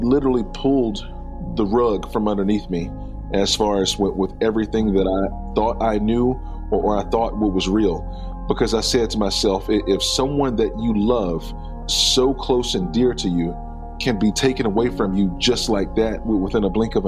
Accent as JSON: {"language": "English", "town": "Henderson", "region": "North Carolina", "country": "United States", "tie": "born or raised there", "said": "Henderson, that's my hometown. That's where I was born and raised and I grew up"}